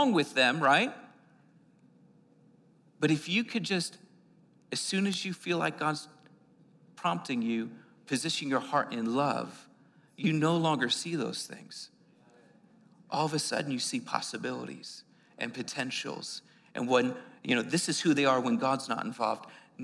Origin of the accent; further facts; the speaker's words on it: Northeast, United States; now in New Mexico, United States; I was being like from the Northeast